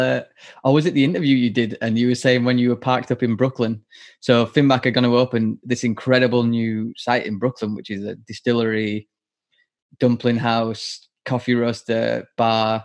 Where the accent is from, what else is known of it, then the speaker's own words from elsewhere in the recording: United Kingdom; as British brewers